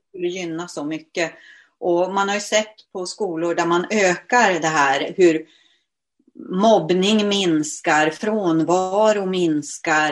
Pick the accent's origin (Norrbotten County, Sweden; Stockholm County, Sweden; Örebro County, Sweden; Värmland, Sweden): Norrbotten County, Sweden; Luleå; now in Åkersberga, Sweden; Jag är ursprungligen född i Luleå, numera bosatt i Åkersberga där jag har hem och ateljé.